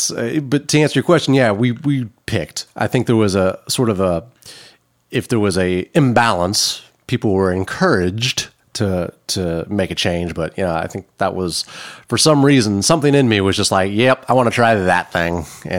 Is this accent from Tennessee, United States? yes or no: yes; Hendersonville, Tennessee, United States; I'm from Middle Tennessee. I grew up in Hendersonville, went to school at Beach High School